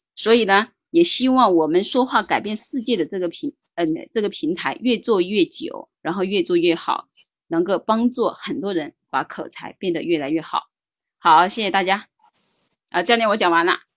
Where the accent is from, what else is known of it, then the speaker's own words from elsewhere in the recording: Hunan, China; 来自湖南，目前是一个，嗯，全职妈妈，然后带着一个六岁的孩子